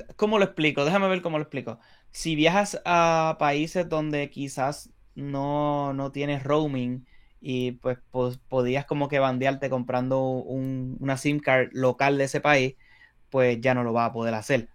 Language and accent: Spanish; Puerto Rico; nosotros somos de Puerto Rico